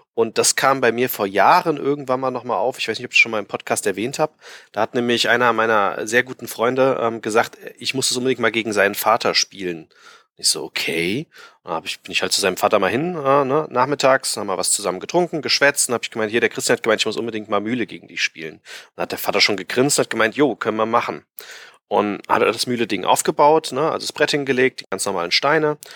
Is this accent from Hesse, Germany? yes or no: yes; Frankfurt, Hesse, Germany; bei uns in Frankfurt, in Hessen